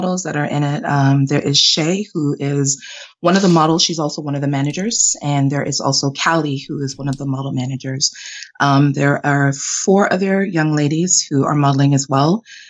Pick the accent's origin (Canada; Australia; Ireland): Canada; also born or lived in Jamaica; I'm Jamaican Canadian, but I was born in Jamaica, raised in Canada.